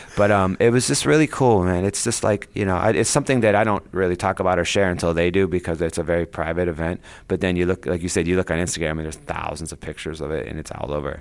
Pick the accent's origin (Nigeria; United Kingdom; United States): United States; Ohio; I grew up in Ohio